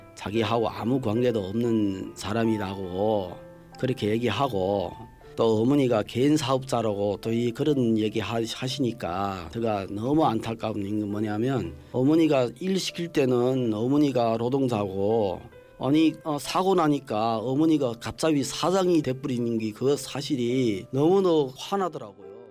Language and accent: Korean; Jilin, China; moved away as an adult; now in South Korea; 태어난 곳이그 길림성에서 아, 태어났고